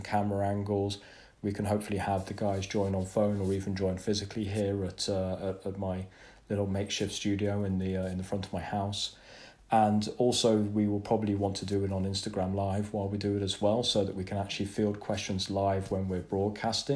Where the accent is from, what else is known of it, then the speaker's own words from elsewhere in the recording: England, United Kingdom; hard for me to say as an Englishman